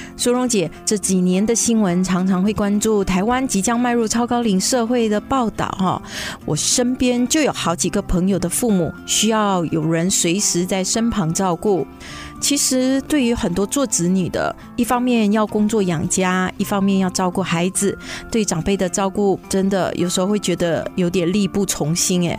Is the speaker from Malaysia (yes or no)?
yes; Malaysia; accent: Malaysian; now in Taiwan; 马来西亚腔